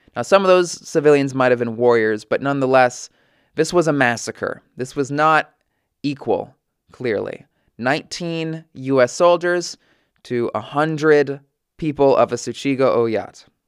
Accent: United States; as an American

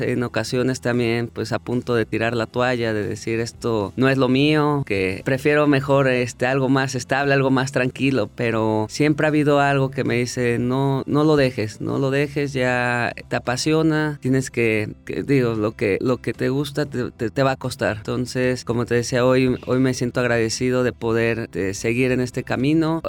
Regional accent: Mexico; moved away as an adult; yo cuando regresé a México

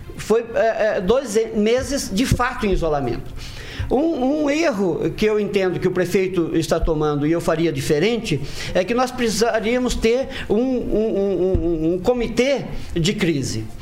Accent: Maringá, Paraná, Brazil; eu nasci aqui em Maringá

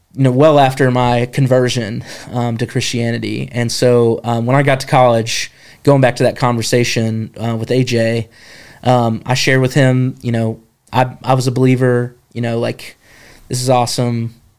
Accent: Jefferson, North Carolina, United States; I grew up in Jefferson, North Carolina.

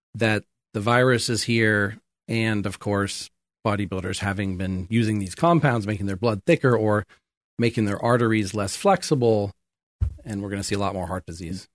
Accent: Sacramento, California, United States; moved away as an adult; now in Thailand; I grew up in America here in Sacramento and Folsom

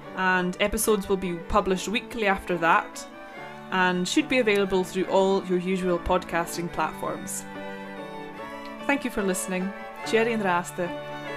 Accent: Isle of Lewis, Scotland, United Kingdom; first language Scottish Gaelic; English is a second language; predominantly my home island community. My mother tongue is Scottish Gaelic

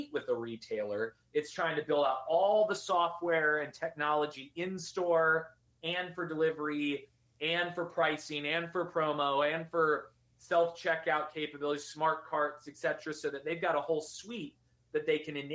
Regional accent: Virginia, United States; I'm from Virginia

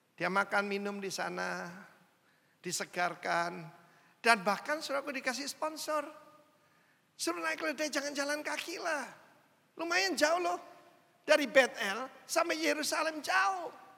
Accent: Indonesia; saya orang Indo

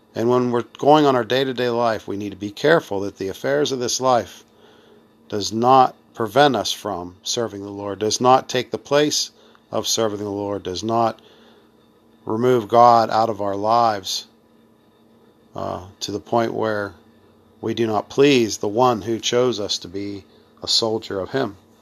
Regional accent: United States; I'm being American

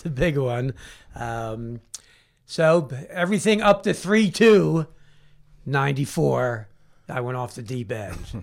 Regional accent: Philadelphia, Pennsylvania, United States; in a playground in Southwest Philadelphia, born and raised

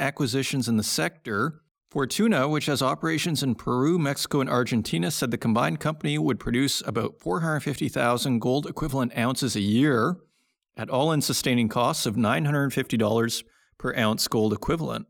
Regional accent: Saskatoon, Saskatchewan, Canada; I'm from Saskatoon, Saskatchewan

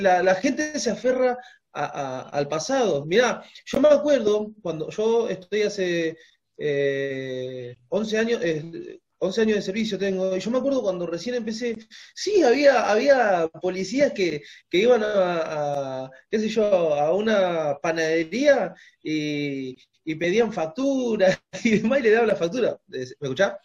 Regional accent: Argentina; somos argentinos, tenemos la misma cultura

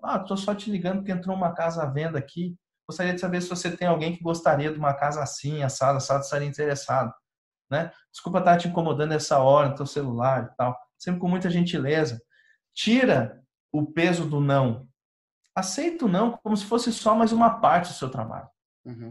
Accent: Rio Grande do Sul, Brazil; eu sou do Rio Grande do Sul

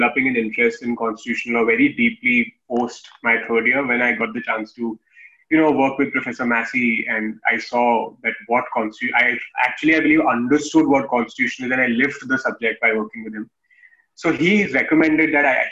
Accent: Kanpur, Uttar Pradesh, India; moved away as an adult; also born or lived in Delhi; my hometown in Kanpur

